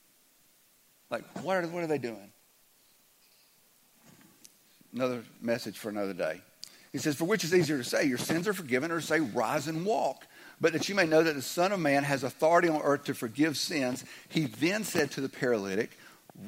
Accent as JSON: {"language": "English", "region": "the South", "country": "United States", "said": "I'm from the South"}